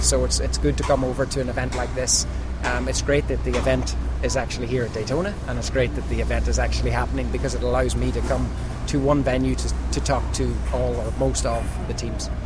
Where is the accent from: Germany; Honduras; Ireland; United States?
Ireland; back home in Ireland